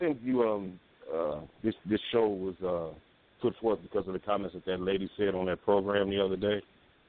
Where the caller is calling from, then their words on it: Omaha, Nebraska, United States; I'm calling from Omaha.